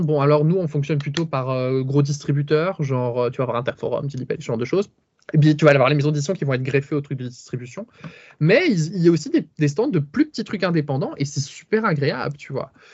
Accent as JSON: {"language": "French", "town": "Charleroi", "region": "Wallonia", "country": "Belgium", "accent": "Belgian", "said": "moi, je suis belge, ça s'entend peut-être à l'accent"}